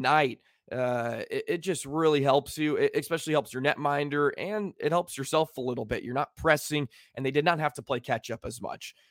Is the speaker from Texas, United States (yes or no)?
yes; Richardson, Texas, United States; moved away as an adult; now in Wisconsin, United States; I am from D F W. I was born and raised in Richardson, Texas